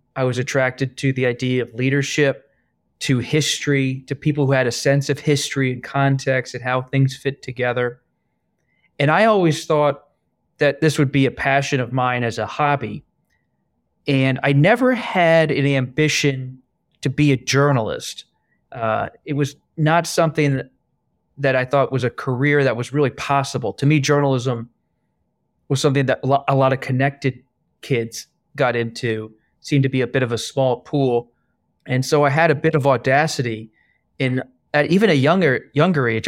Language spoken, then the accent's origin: English; Bucks County, Pennsylvania, United States; also born or lived in England; my own childhood growing up in Bucks County, Pennsylvania, in suburban Philadelphia